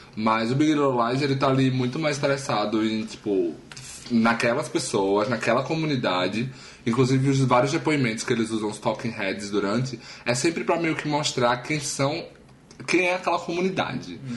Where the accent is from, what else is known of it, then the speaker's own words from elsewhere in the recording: Taquara, Brazil; moved away; also born or lived in Traipu; eu morei lá durante 18 anos da minha vida